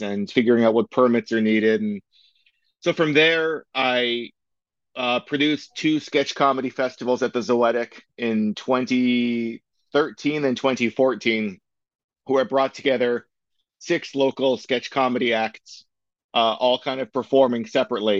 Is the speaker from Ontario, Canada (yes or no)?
yes; Waterdown, Ontario, Canada; also born or lived in Toronto / Hamilton; I was born in Toronto, and then we moved to Waterdown '93. I'm pretty sure it was. So I went to school in Waterdown and then eventually went to high school in Hamilton.